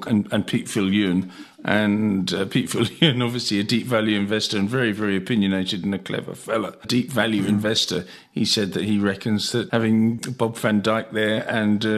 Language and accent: English; England, United Kingdom; now in South Africa; I'm English, so we don't talk about money.